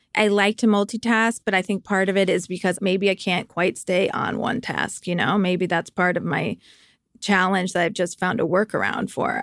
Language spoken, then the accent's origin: English; outside of Hartford, Connecticut, United States; moved away as an adult; also born or lived in Vermont / New York; I grew up outside of Hartford, Connecticut.